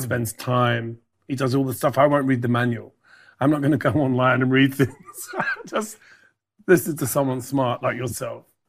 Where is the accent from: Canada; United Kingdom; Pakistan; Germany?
United Kingdom; also born or lived in Ireland; I'm a Brit, so I, Brit Irish.